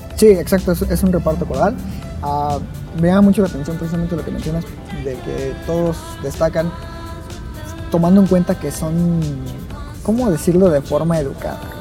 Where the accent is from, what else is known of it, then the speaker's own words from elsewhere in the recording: Mexico; dado que somos mexicanos